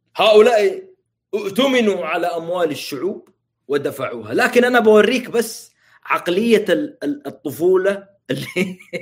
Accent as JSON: {"language": "Arabic", "country": "Saudi Arabia", "said": "عندنا في السعوديه"}